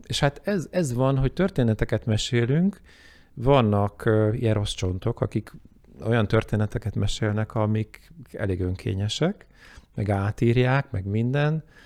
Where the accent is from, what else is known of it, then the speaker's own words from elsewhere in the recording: Hungary; én magyarként